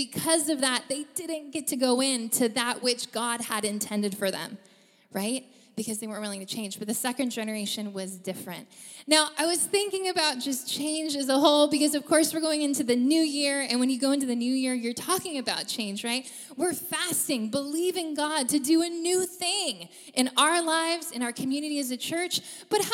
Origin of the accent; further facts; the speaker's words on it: United States; moved away as an adult; now in New Zealand; we are missionaries from the United States